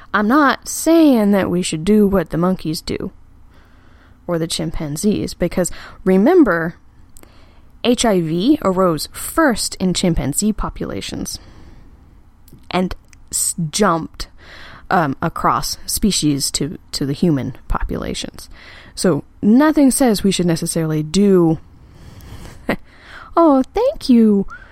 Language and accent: English; Texas, United States; I'm from Texas, and I've been in the South for a while